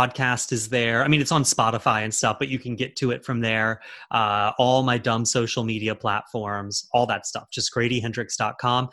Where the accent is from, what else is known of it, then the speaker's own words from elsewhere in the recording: Charleston, South Carolina, United States; now in New York, United States; my hometown of Charleston